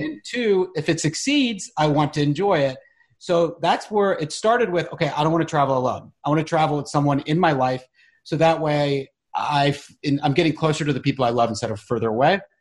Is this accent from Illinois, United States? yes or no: no; Charlotte, North Carolina, United States; moved away; I'm from Charlotte